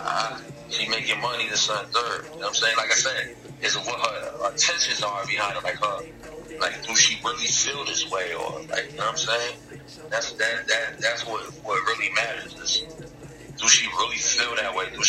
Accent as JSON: {"language": "English", "region": "New York", "country": "United States", "said": "I'm from New York."}